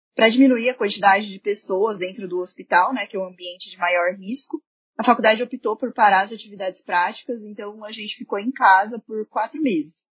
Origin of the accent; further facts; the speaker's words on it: Marília, São Paulo, Brazil; moved away as an adult; now in Santo André, Brazil; eu sou de Marília, que é uma cidade no interior de São Paulo, e atualmente eu moro em Santo André